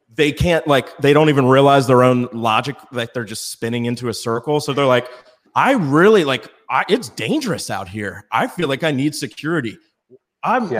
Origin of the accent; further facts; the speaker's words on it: Virginia, United States; I'm from Virginia